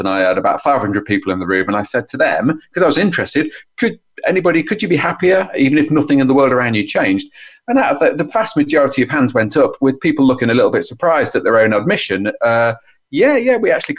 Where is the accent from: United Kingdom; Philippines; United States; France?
United Kingdom; as a Brit